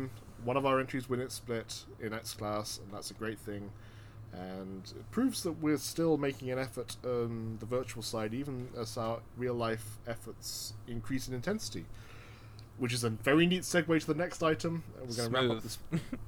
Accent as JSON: {"language": "English", "region": "New York", "country": "United States", "said": "upstate New York, my home state in America"}